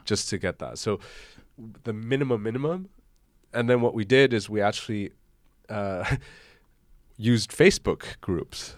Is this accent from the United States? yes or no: no; Hong Kong; moved away as an adult; also born or lived in Koblenz, Germany; now in Germany; I grew up in Hong Kong, went to the German school